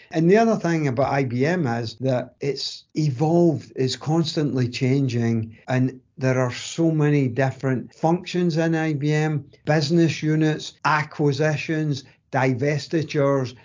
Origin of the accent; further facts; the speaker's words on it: Greenock, Scotland, United Kingdom; accent: strong Scottish accent; moved away as an adult; now in North Carolina, United States; I was born in a town called Greenock and spent you know, my kind of formative years there